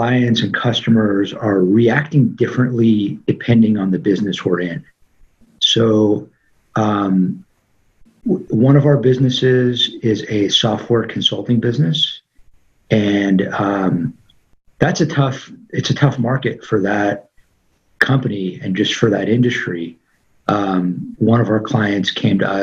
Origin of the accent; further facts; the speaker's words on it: Los Angeles, California, United States; being born and raised in Tarzana, California